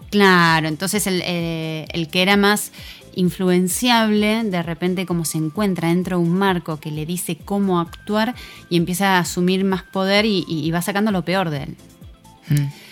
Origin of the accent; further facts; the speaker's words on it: Argentina; Somos argentinos